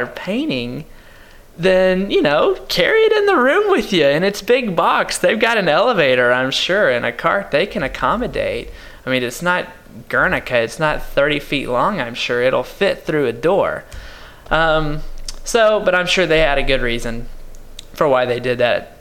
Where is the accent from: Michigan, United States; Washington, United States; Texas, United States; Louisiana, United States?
Texas, United States; Paris; my hometown is Paris, Texas